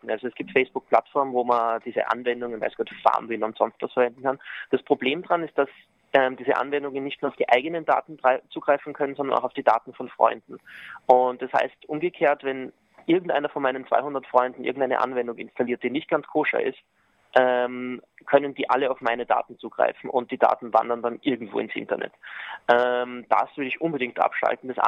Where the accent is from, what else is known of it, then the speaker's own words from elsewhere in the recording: Austria; deswegen haben wir uns jetzt sozusagen als Österreicher nach dem irischen Recht gerichtet